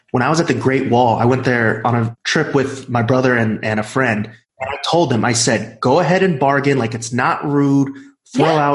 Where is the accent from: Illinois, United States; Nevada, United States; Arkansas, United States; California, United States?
California, United States; Los Angeles; I'm from Los Angeles.